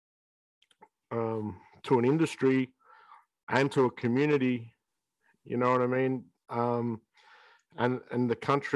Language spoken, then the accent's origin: English; Shepparton, Victoria, Australia; 10-year-old kid in Shepparton